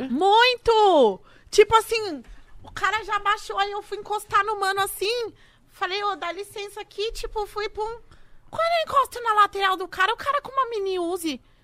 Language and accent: Portuguese; Brazil; Eu saí do Brasil